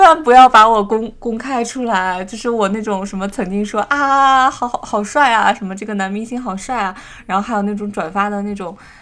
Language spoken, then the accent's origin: Chinese; Northeast China, China; 我东北人嘛